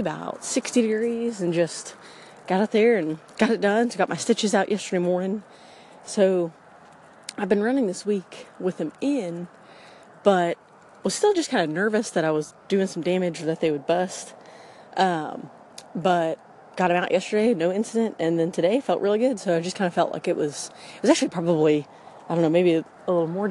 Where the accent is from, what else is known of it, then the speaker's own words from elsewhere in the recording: Clear Lake, Texas, United States; La Porte, Texas, which is pretty close to where I grew up in Clear Lake